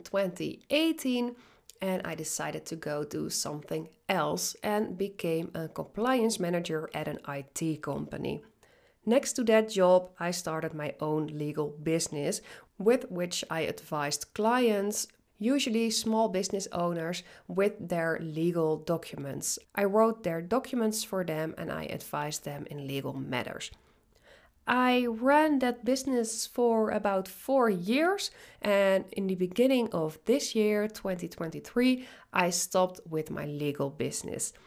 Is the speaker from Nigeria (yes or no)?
no; Netherlands; English is a second language; moved away as an adult; now in British Columbia, Canada; I'm Dutch, I'm originally from the Netherlands